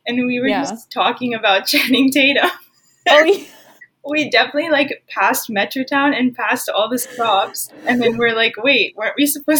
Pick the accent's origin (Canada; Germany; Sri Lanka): Canada; Ottawa, Ontario; also born or lived in Seattle; now in Vancouver, Canada; I'm from Seattle and grew up in Ottawa, kind of all over the place, and moved to Vancouver, like, I guess 5 years ago now.